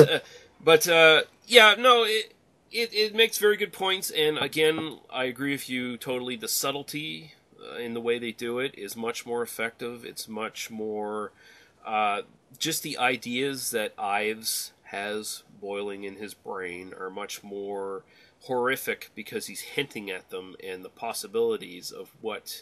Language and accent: English; Canada; I am Canadian